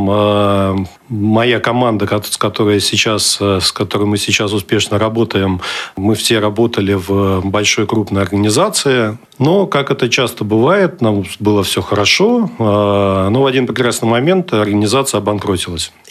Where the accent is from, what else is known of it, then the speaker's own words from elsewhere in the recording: Kaliningrad, Kaliningrad Oblast, Russia; я калининградец, я родился в Калининграде, учился в Калининграде и э, работаю сейчас в данный момент тоже в Калининграде.